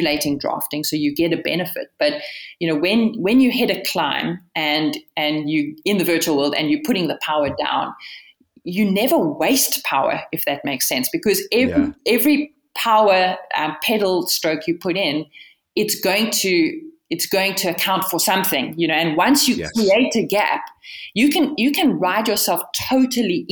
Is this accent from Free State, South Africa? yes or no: yes; Bloemfontein, Free State, South Africa; also born or lived in Pretoria / Cape Town; I was born in Pretoria, but actually raised, well, interesting story. I'm raised between Cape Town and the center of the country, Bloemfontein. My parents separated when I was five. And so I went to school in Bloemfontein